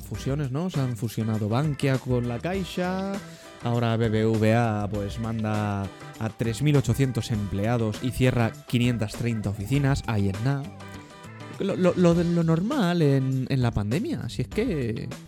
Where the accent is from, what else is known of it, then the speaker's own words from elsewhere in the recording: Madrid, Community of Madrid, Spain; Nacimos en Madrid